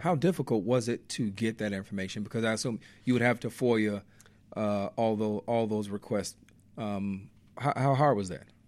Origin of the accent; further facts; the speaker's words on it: Inglewood, California, United States; I grew up in the Inglewood neighborhood